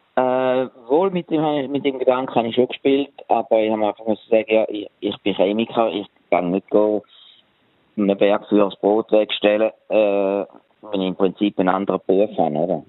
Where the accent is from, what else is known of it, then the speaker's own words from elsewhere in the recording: Switzerland; moved away as an adult; now in Charlotte, United States; bei uns in der Schweiz